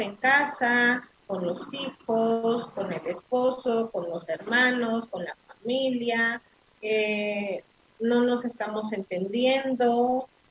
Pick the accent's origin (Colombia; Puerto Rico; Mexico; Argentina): Mexico; los mexicanos así somos los mexicanos somos solidarios, los, mexicanos somos hermanos